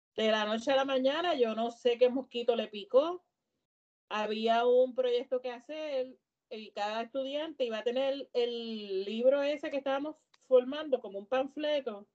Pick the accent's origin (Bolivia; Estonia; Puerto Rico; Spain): Puerto Rico